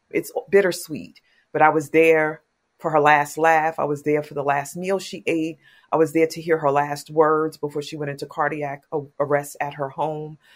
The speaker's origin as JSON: {"language": "English", "town": "New York City", "region": "New York", "country": "United States", "said": "I'm from Queens, New York"}